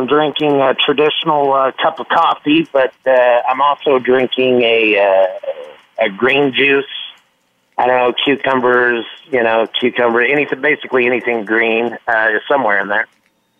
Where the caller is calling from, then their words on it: Scottsdale, Arizona, United States; I'm in Scottsdale, Arizona, and it's about 8:30.